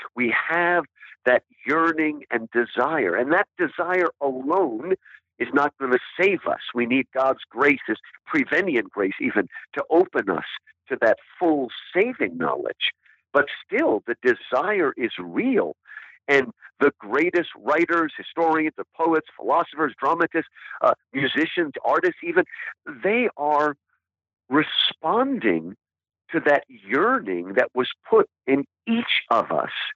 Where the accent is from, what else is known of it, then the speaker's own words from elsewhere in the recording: United States; I was born in America, that is who I am. I am an American